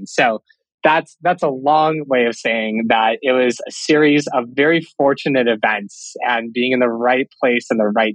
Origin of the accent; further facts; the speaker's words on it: Cleveland, Ohio, United States; also born or lived in Russia / St. Louis; I was born in Russia and I moved to the US when I was 8 years old. So I grew up in the Cleveland area